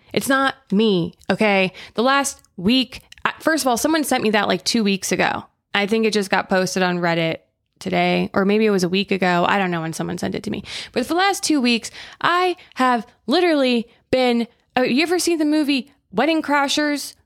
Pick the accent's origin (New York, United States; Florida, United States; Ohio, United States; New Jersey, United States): Florida, United States; now in California, United States; I grew up in Florida